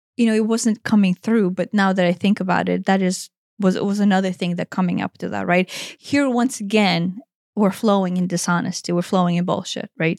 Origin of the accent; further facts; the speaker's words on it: Ukraine; moved away; growing up in Ukraine